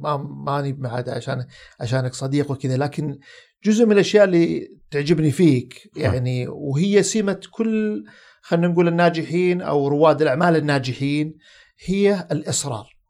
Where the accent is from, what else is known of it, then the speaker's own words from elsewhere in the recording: Saudi Arabia; عندنا في السعوديه